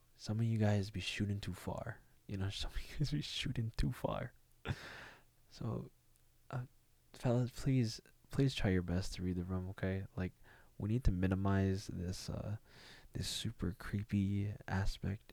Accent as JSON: {"language": "English", "country": "United States", "said": "as a Filipino American, um, or even a Asian American"}